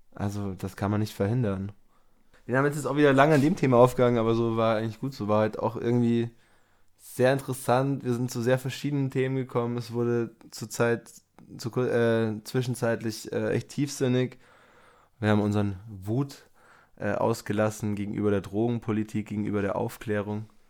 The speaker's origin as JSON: {"language": "German", "town": "Germering", "region": "Bavaria", "country": "Germany", "tie": "born or raised there", "said": "in Germering, wo ich aufgewachsen bin"}